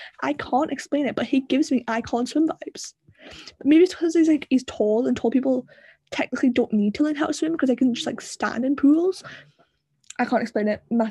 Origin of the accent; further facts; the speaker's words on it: the north of England, United Kingdom; accent: Northern; he's not as Northern as me